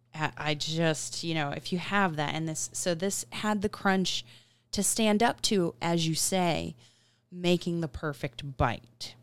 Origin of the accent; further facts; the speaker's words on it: Florida, United States; being in Florida for a large part of my childhood